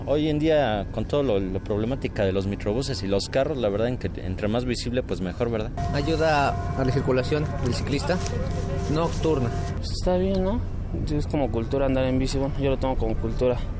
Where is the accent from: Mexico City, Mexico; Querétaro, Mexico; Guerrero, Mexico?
Mexico City, Mexico; Yo vengo del oriente, soy de Iztapalapa